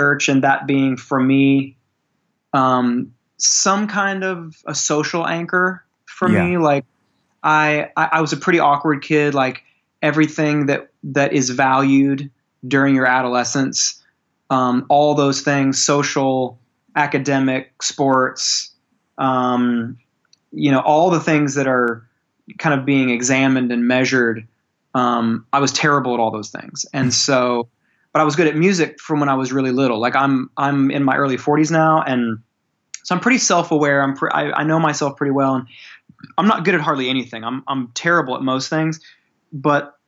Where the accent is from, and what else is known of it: born in Memphis, Tennessee, the South, United States; born or raised there